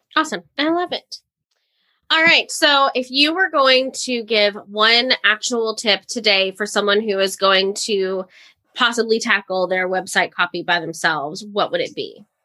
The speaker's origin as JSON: {"language": "English", "region": "Florida", "country": "United States", "tie": "born or raised there", "moved": "yes", "said": "I lived in Florida. I grew up in Florida, so we got hurricanes"}